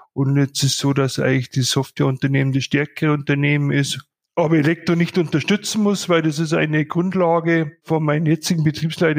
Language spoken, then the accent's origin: German; Bad Reichenhall, Bavaria, Germany; ich doch gebürtiger Bad Reichenhaller bin